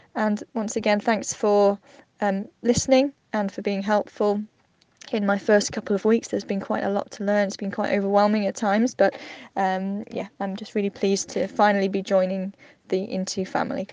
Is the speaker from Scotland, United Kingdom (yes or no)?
no; Cardiff, Wales, United Kingdom; moved away as an adult; now in Manchester, United Kingdom; my hometown of Cardiff